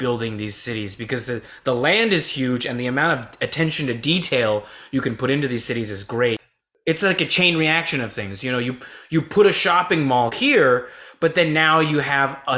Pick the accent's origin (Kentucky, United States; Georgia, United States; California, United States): California, United States; moved away as an adult; also born or lived in Honolulu, Hawaii; now in New York City, United States; I'm from California